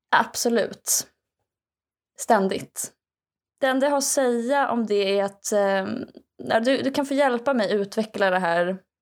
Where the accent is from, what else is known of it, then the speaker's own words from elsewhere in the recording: Skaraborg, Västra Götaland, Sweden; som skaraborgare